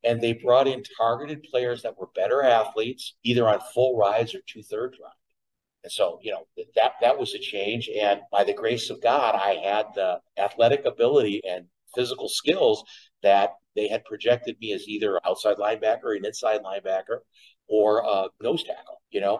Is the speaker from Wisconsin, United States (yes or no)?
yes; Eau Claire, Wisconsin, United States; I grew up in Eau Claire, Wisconsin.